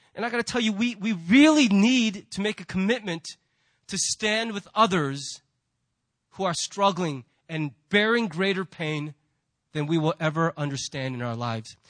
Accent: United States; we as American Christians

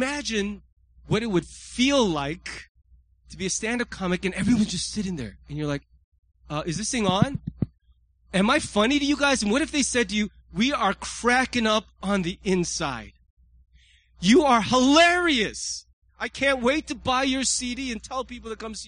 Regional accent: United States; as an American

